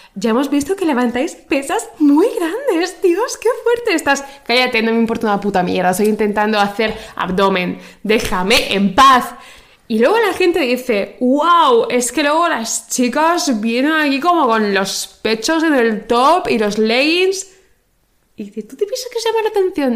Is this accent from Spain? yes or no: yes; Spain; yo soy española y yo conozco los referentes españoles